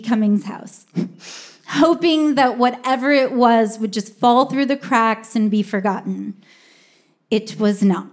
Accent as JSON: {"language": "English", "area": "Humboldt County", "region": "California", "country": "United States", "tie": "born or raised there", "said": "Growing up in Humboldt County"}